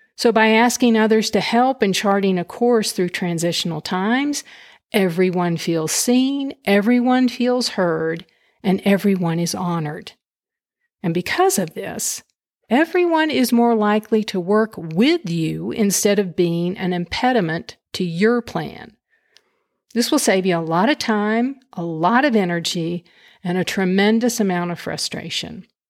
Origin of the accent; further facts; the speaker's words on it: Lubbock, Texas, United States; moved away; also born or lived in Houston, Texas; residing in my hometown of Lubbock, Texas